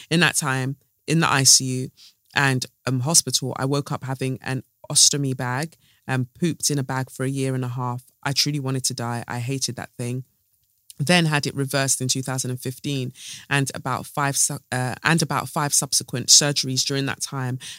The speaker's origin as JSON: {"language": "English", "town": "London", "region": "Ontario", "country": "Canada", "said": "I'm from London, Ontario, Canada. Um, my parents are from Eritrea."}